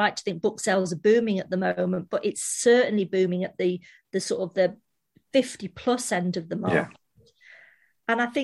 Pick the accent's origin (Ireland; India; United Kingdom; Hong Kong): United Kingdom; Manchester, North West England; moved away; we were just like two normal girls from Manchester